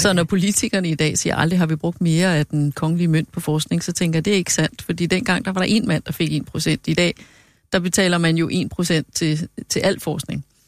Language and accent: Danish; Hørsholm, Capital Region of Denmark, Denmark; Jeg er født i Hørsholm